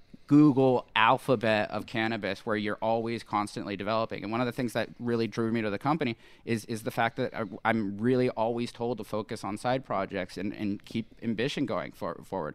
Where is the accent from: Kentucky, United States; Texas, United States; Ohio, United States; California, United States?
California, United States; Los Angeles; moved away as an adult; now in Lake County, United States; I'm from Sherman Oaks